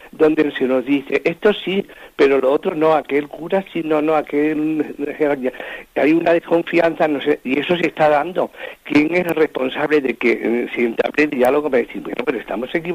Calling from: Madrid, Community of Madrid, Spain; Mire, soy … aquí de Madrid.

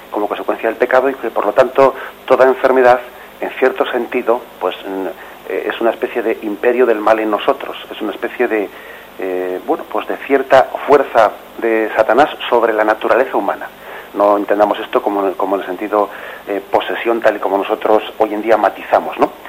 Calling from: La Orotava, Canary Islands, Spain; llamo de la Rotada Tenerife.

